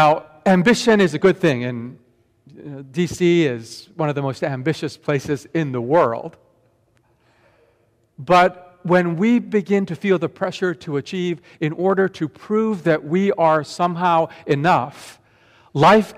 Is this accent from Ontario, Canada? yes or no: no; Vancouver, British Columbia, Canada; born or raised there; also born or lived in Tokyo, Japan